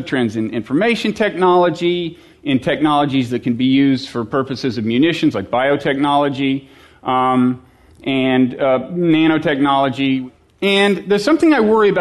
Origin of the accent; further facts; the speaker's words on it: United States; as an American who has children